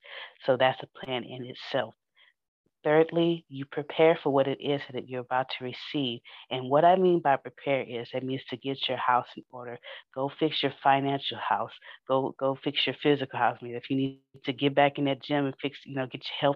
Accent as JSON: {"language": "English", "town": "Houston", "region": "Texas", "country": "United States", "said": "I'm from Fifth Ward in Houston"}